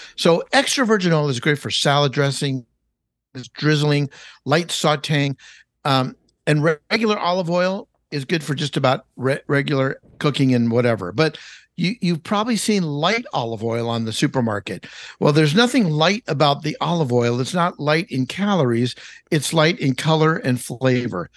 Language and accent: English; Los Angeles, California, United States; I grew up in Los Angeles, California. That's, that's my home, born and raised